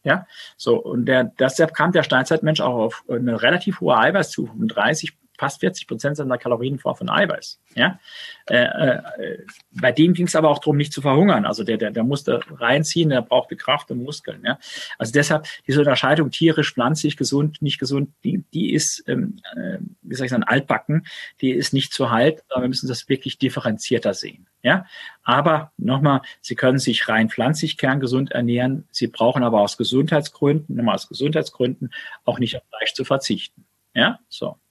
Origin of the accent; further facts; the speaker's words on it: Saarland, Germany; ich komme aus dem Saarland